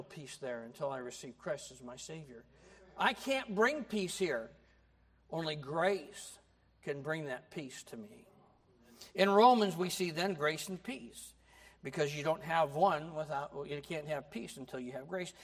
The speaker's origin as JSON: {"language": "English", "country": "United States", "tie": "born or raised there", "said": "I grew up in America"}